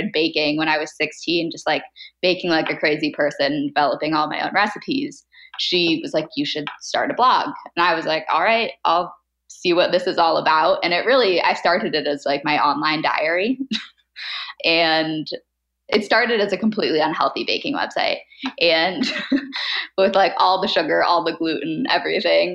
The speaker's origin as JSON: {"language": "English", "town": "San Diego", "region": "California", "country": "United States", "tie": "born or raised there", "also_born_or_lived": "Seattle", "said": "I grew up in San Diego, which is where I live now still"}